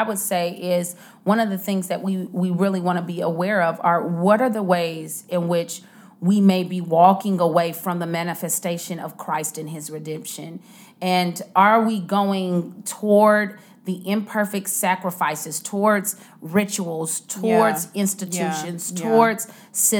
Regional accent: United States; As American, in our American culture

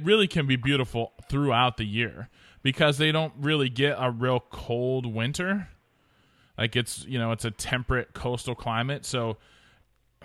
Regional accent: Oregon, United States; moved away; I'm from Oregon

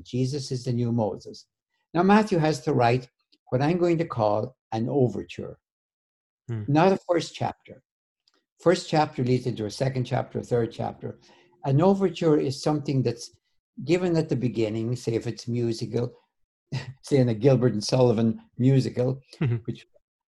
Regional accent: Ireland; I grew up in Ireland

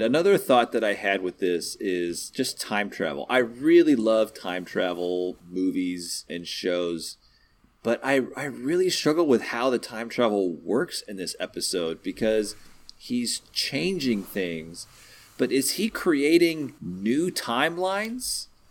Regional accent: Texas, United States; I can't even pull off a convincing Southern accent, and I'm from Texas

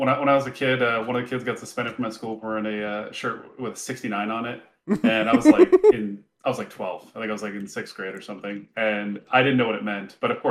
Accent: Glendale, Arizona, United States; I grew up in Glendale, Arizona, which is not a great part too.

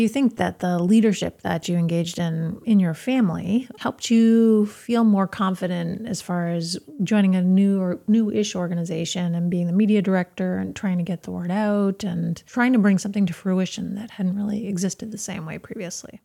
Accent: Yarmouth, Maine, United States; growing up in in, a, in, the suburb of Portland that we grew up in Yarmouth.

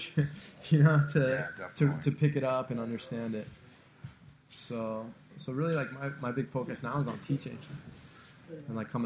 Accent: San Diego, California, United States; moved away as an adult; also born or lived in New Jersey / Hoboken, New Jersey; I grew up in San Diego. I went to high school in San Diego.

